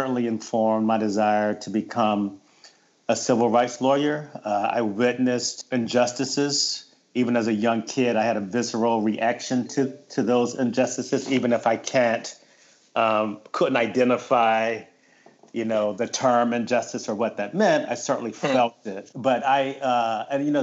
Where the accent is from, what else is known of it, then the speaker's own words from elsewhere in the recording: Wilmington, North Carolina, United States; now in Pennsylvania, United States; I was born and raised in Wilmington, North Carolina. So I'm a Southern boy